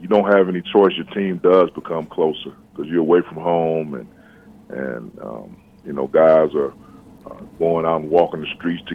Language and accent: English; East Chicago, Indiana, United States; moved away as an adult; also born or lived in Gary, Indiana / West Lafayette, Indiana; I was born in Gary, raised in East Chicago, and went to school in Gary my entire life before going to high school at Andran.